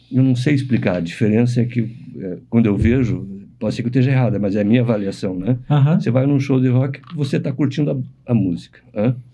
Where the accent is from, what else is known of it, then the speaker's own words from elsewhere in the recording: Curitiba, Paraná, Brazil; eu sou de Curitiba, nasci aqui.